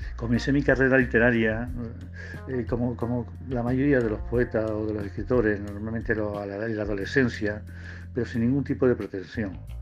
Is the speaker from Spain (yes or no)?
yes; Córdoba countryside, Andalusia, Spain; La campiña de Córdoba, la tierra, el río, las huertas de mi pueblo